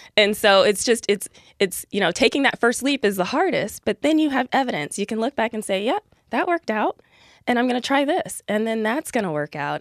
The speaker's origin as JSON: {"language": "English", "town": "Columbus", "region": "Ohio", "country": "United States", "said": "I am from Columbus, Ohio, and went to Notre Dame"}